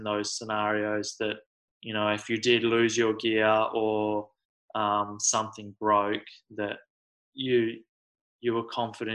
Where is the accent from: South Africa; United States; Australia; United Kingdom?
Australia; I'm from Australia, so it's a bit different.